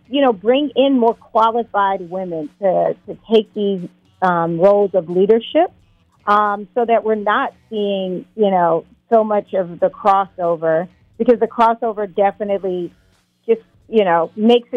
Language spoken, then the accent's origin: English; South Carolina, United States; moved away; I'm originally from South Carolina